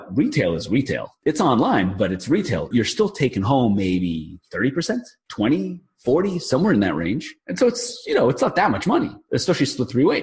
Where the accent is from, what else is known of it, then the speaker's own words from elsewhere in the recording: New York, United States; I'm from New York